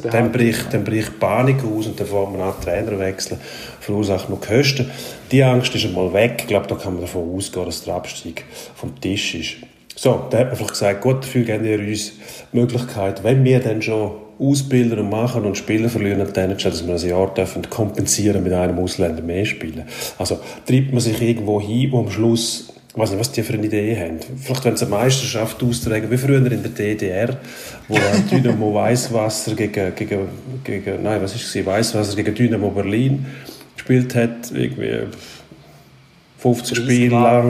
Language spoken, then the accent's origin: German; Switzerland; bei uns in der Schweiz